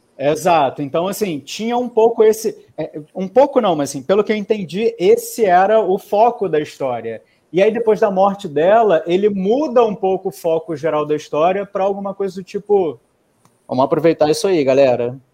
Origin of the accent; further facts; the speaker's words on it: Brazil; a gente, como brasileiro